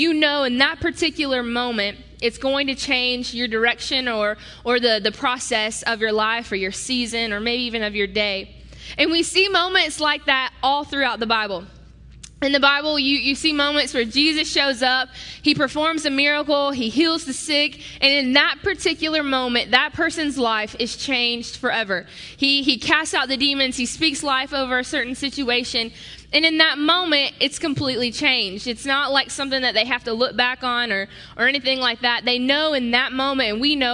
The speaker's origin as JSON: {"language": "English", "region": "the South", "country": "United States", "moved": "as an adult", "lives_now": "Wisconsin, United States", "said": "I'm from the South"}